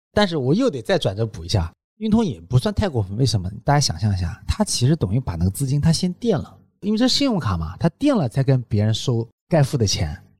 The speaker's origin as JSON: {"language": "Chinese", "country": "China", "said": "我们中国人"}